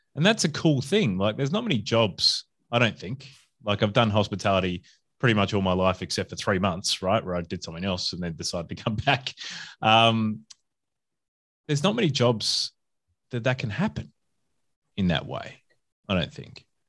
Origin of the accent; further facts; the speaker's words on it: Adelaide, South Australia, Australia; moved away as an adult; also born or lived in Perth / Brisbane; now in Melbourne, Australia; I'm originally from Adelaide or South Australia